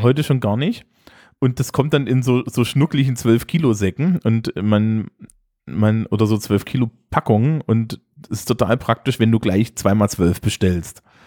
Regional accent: East Germany, Germany; ich bin Ostdeutscher

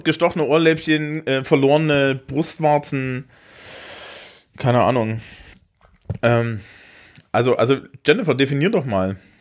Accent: Thuringia, Germany; now in Franconia, Germany; bin ich natürlich als Thüringer

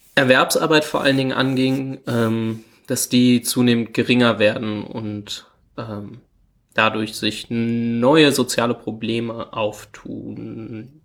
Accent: Hanover, Lower Saxony, Germany; wir kommen beide aus Hannover

